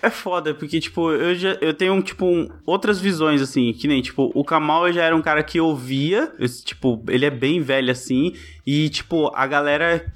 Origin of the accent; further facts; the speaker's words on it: São Paulo, Brazil; eu sou paulista mesmo, então tem muita gíria que é, ter, é local daqui